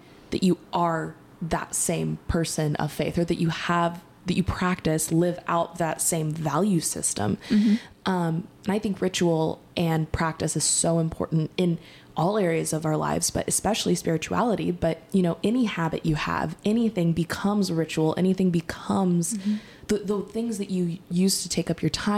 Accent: Texas, United States; growing up in Texas and being raised in the Christian faith

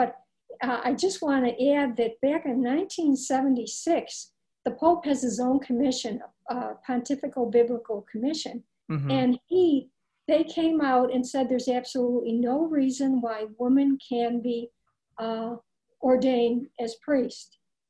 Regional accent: Ireland; Well, being Irish, I remember Bridget of Ireland.

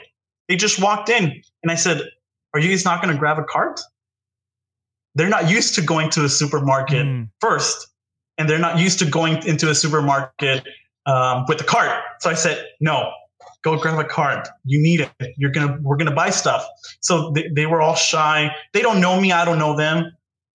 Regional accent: United States; I was born here in the United States.

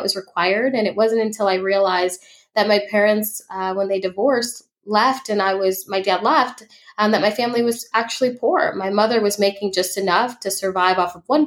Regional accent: Chicago, Illinois, United States; I was raised in Chicago

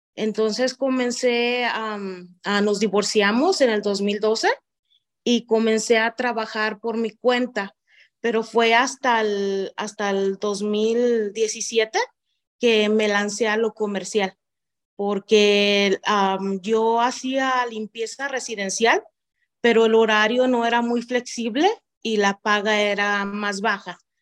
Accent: Zapotlán el Alto, Jalisco, Mexico; first language Spanish; moved away as an adult; now in United States; nací en Zapán, el Alto Jalisco, en México. Ah, nací nací, crecí en el mismo lugar

